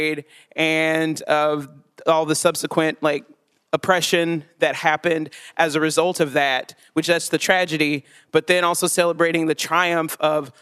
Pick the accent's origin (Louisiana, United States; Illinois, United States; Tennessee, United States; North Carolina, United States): Tennessee, United States; Chattanooga; born or raised there; moved away as an adult